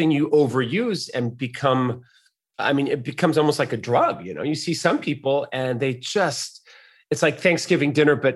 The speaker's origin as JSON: {"language": "English", "region": "Mexico City", "country": "Mexico", "tie": "born there", "said": "I was born in Mexico City. My mother uh, had me born there because my father was traveling. My dad's an American um, man"}